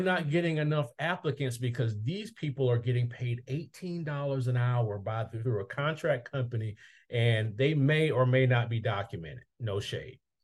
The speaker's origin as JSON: {"language": "English", "town": "Mobile", "region": "Alabama", "country": "United States", "tie": "born or raised there", "said": "my hometown of Mobile, Alabama"}